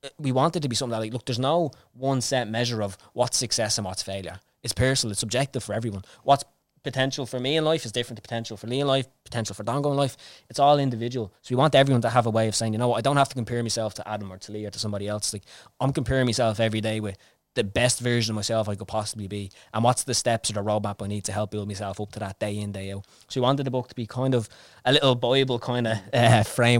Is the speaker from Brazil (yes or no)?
no; Dublin, Leinster, Ireland; born or raised there